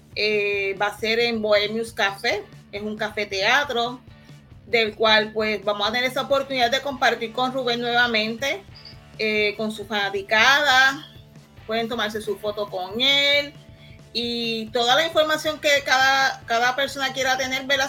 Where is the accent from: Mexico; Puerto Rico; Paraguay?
Puerto Rico; San Lorenzo; soy de aquí de San Lorenzo